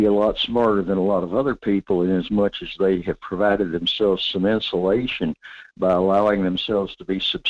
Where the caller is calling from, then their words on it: North Pole, Alaska, United States; Good morning, Michael. … in North Pole.